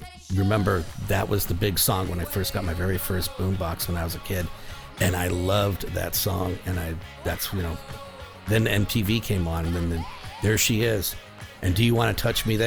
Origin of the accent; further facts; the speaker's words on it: Phoenix, Arizona, United States; moved away; I grew up in Phoenix.